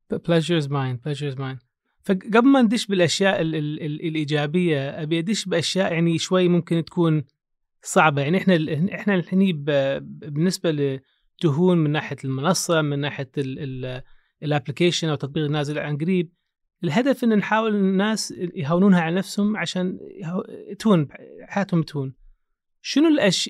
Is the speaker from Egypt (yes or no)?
no; Kuwait; انا اعرف من الكويت